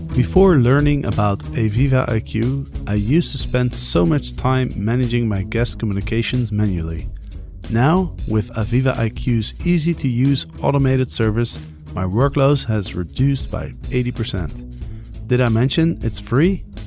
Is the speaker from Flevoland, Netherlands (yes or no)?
no; Amsterdam, North Holland, Netherlands; my hometown of Amsterdam